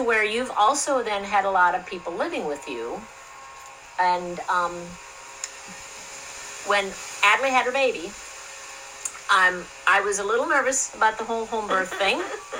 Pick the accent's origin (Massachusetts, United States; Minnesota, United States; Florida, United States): Minnesota, United States; I'm from Minnesota.